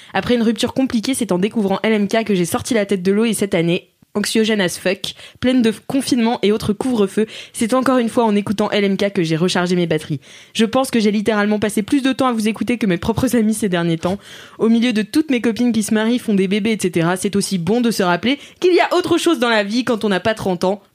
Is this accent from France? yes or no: yes; Nantes, Pays de la Loire, France; je viens de Nantes